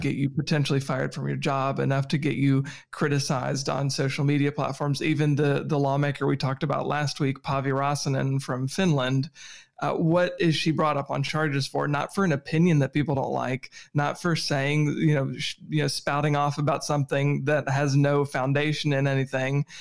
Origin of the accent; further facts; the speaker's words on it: Virginia, United States; I'm from Virginia